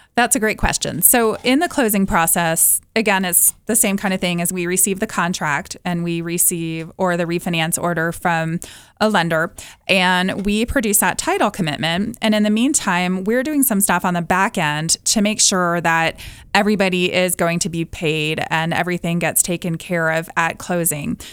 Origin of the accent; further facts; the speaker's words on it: Atlanta, Georgia, United States; moved away as an adult; I'm originally from Atlanta, moved here in ninety-one, and living in the mountains